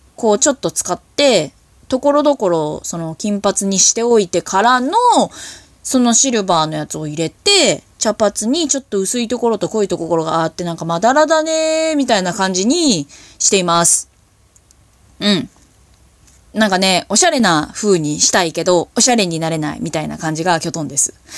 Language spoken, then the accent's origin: Japanese; Hokkaido, Japan; 地元北海道